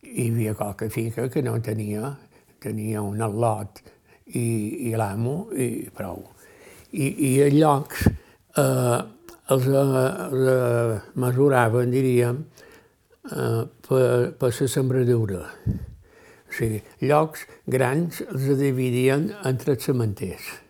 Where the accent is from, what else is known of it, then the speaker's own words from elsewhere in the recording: Ciutadella, Balearic Islands, Spain; Vaig néixer a un lloc que es diu Sant Àngel, a la banda de, de les platges de la vall